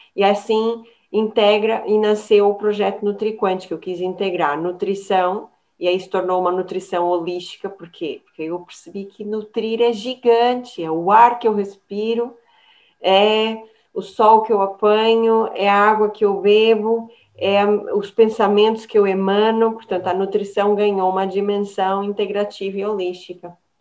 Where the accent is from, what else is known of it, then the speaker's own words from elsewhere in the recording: São Paulo, Brazil; now in Portugal; eu venho de São Paulo, é uma, uma terra muito do churrasco